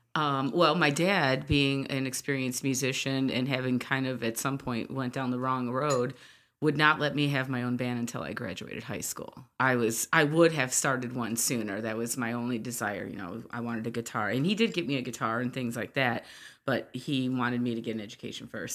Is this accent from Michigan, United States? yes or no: yes; Hamtramck, Michigan, United States; also born or lived in Detroit, Michigan / St. Clair Shores, Michigan; I was raised in Hamtramck primarily